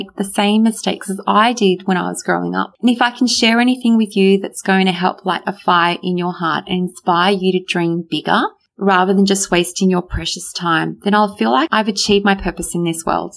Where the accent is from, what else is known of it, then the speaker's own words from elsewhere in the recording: Australia; English is a second language; I actually went to school even not knowing how to speak a word of English, even though I was born here in Australia